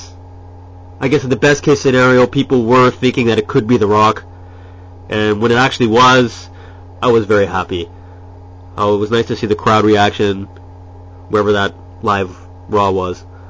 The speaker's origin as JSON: {"language": "English", "town": "Ottawa", "region": "Ontario", "country": "Canada", "tie": "born or raised there", "moved": "as an adult", "lives_now": "Japan", "said": "Born and raised in Canada, in Ottawa, and have been living in Japan for the past 7 or 8"}